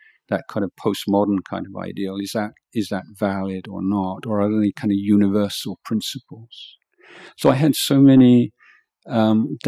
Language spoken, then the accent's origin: English; England, United Kingdom; moved away as an adult; now in Thailand; I was brought up in England and in a kind of secular society